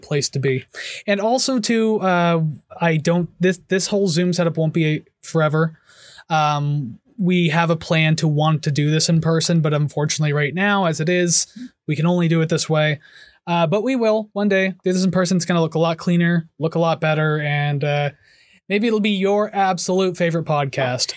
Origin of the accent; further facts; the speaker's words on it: Hamilton, Ontario, Canada; I born and raised in Hamilton.